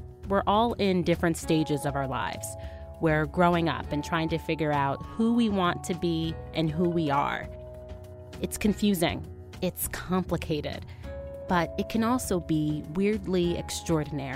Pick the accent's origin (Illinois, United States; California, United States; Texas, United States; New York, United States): New York, United States; New York City; I'm from Brooklyn